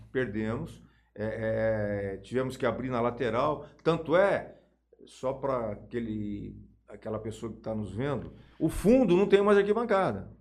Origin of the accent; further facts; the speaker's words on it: Jales, São Paulo, Brazil; also born or lived in Taquaritinga / Batatais; eu tenho 64 anos de Jales. Eu saí para Batatais, fiquei três anos e voltei para Jales, mas eu eu sou, eu vim de Itaquaritinga com 4 anos, mas me considero Jalesense